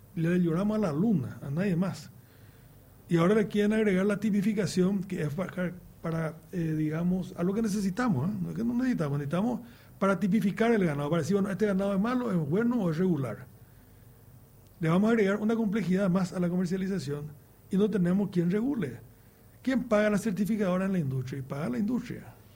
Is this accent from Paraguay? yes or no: yes; Paraguay